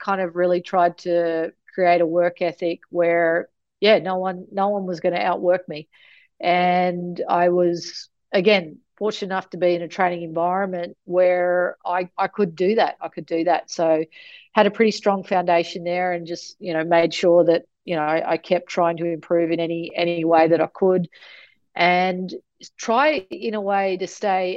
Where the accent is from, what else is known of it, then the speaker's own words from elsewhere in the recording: outside Mackay, Queensland, Australia; I grew up an hour outside of Mackay on, as you said, sugarcane farm